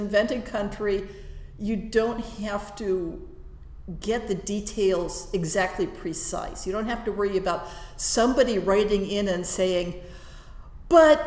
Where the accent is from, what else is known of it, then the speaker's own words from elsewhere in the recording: California, United States; first language English; also born or lived in Prague; my 10-year-old brain out of its existing Californian ruts